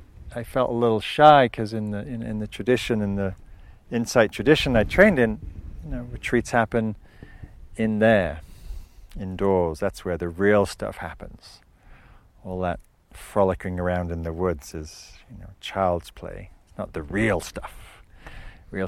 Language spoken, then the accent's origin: English; the north of England, United Kingdom; moved away as an adult; now in United States; growing up in England, up in the north, which is wild, but not very wild like this.